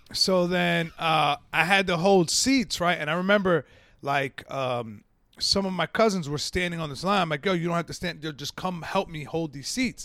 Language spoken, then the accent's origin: English; Yonkers, New York, United States; moved away as an adult; also born or lived in Central Alabama; I grew up in Yonkers